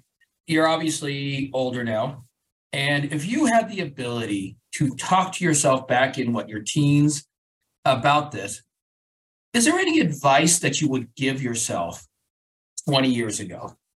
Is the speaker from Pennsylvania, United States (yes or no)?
no; Colorado, United States; born or raised there